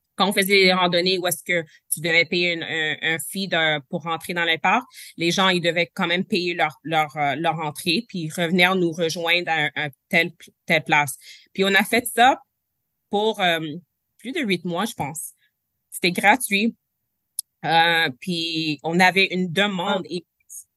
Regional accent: Quebec, Canada; je suis, première génération canadienne, je, suis née au Québec, je suis née au Canada, mes parents sont nés en Haïti

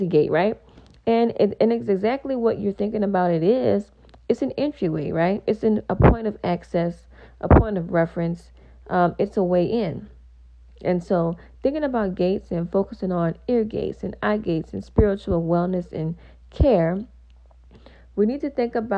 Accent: Louisiana, United States; I am from Louisiana

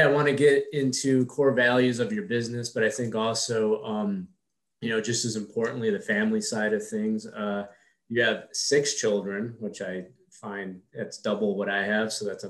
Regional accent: Queens, New York, United States; we were trying to classify what it was like growing up in Queens and being, you know, a child of two immigrant parents.

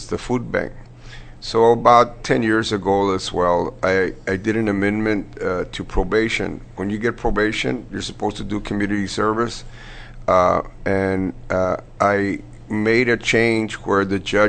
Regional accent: Crystal City, Texas, United States; moved away; I'm originally from Crystal City, which is near the border

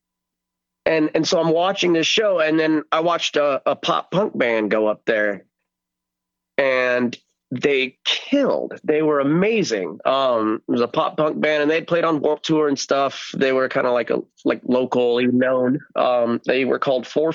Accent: El Centro, California, United States; I went to a local show in my hometown of El Centro, California

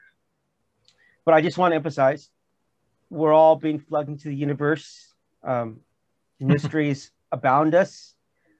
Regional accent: California, United States; also born or lived in Missouri; I'm from California

